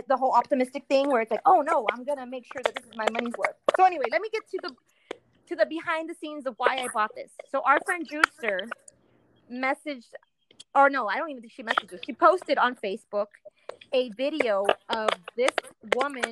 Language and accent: English; Texas, United States; we're from Texas